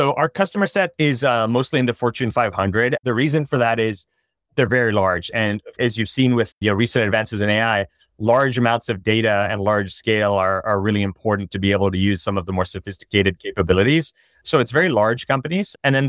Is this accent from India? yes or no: yes; India; also born or lived in China; I grew up in India and China.